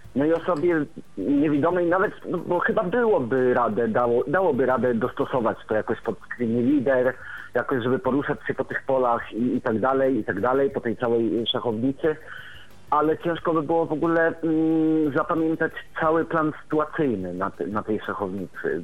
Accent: Warmian-Masurian Voivodeship, Poland; jestem z Warmii i Mazur

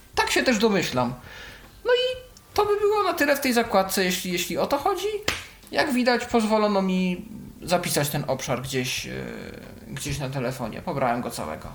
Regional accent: Poland; Polska, tu jest pokazane skąd jestem

